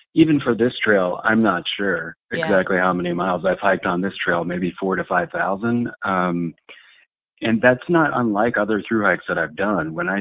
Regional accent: United States; I'm a American professional long-distance backpacker

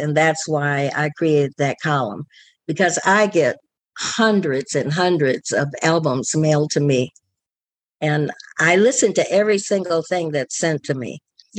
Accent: Detroit, Michigan, United States; because I'm from Detroit

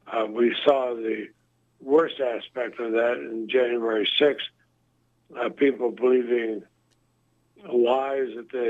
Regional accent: Vermont, United States; my home state of Vermont. We both grew up there

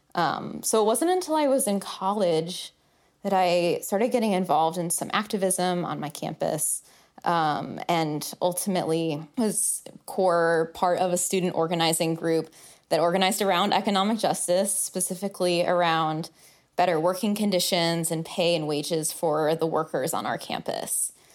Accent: Oak Park, Illinois, United States; I grew up in the area. I grew up in Oak Park

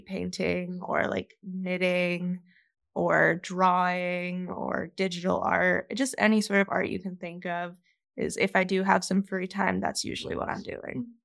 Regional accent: Virginia, United States; moved away as an adult; now in Denver, United States; grew up on the East Coast in Virginia and I moved out here about two years ago.

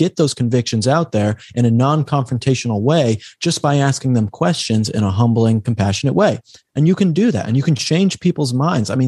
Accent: Colorado, United States; moved away as an adult; now in Los Angeles, United States; I'm actually from Colorado, so that's why I'm familiar with Steamboat Springs

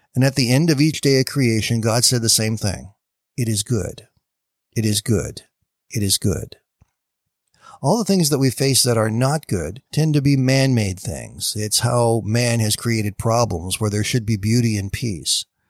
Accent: Canada; I am a Canadian

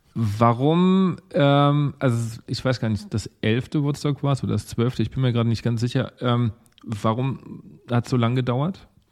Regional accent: Lower Franconia, Bavaria, Germany; now in Mainz, Germany; ich komme ja eigentlich äh, aus Unterfranken

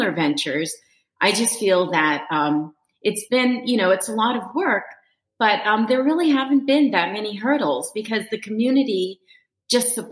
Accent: Reston, Virginia, United States; Reston, which is, of course, my hometown

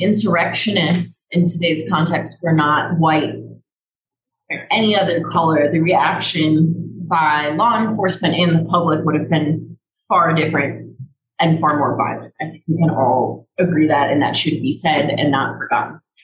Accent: Chicago, Illinois, United States; I grew up in Chicago and there's lots of diversity.

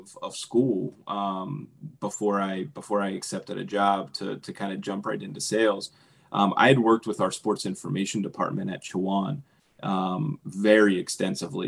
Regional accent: Pittsburgh, Pennsylvania, United States; I grew up in Pittsburgh

